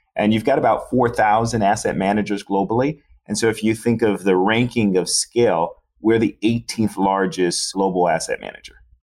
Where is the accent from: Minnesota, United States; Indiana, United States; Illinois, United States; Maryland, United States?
Illinois, United States; Chicago; also born or lived in Florida; Born and raised in Chicago, grew up on the South Side